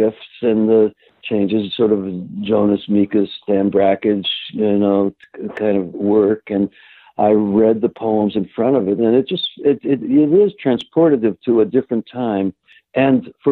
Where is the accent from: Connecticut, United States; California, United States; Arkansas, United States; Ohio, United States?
Ohio, United States; Cincinnati; also born or lived in Kentucky; now in New York City, United States; another Jew from Cincinnati